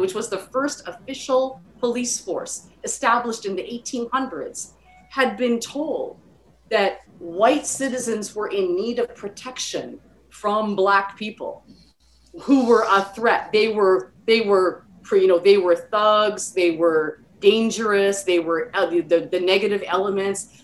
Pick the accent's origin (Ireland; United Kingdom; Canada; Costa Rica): Canada; I grew up in Canada